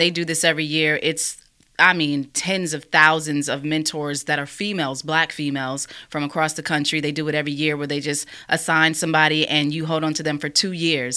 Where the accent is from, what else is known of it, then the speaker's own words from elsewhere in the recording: New York, United States; moved away; also born or lived in Alabama; I grew up in New York